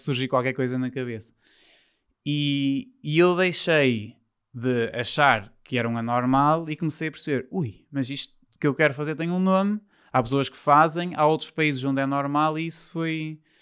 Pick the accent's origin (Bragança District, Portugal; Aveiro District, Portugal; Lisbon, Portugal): Aveiro District, Portugal; São João da Madeira; also born or lived in Porto; eu sou de São João da Madeira, que é perto do Porto, mas os meus pais deixaram-me viver para o Porto